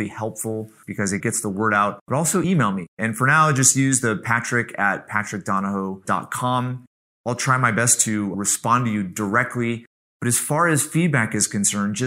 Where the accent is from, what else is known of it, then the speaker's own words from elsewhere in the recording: Central Connecticut, United States; Brandon and I grew up together in Central Connecticut